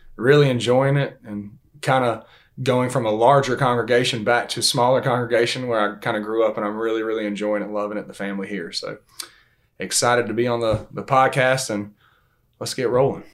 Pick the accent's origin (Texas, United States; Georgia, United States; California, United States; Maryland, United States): Georgia, United States; Valdosta; also born or lived in Lakeland, Georgia; born and raised in Valdosta, Georgia.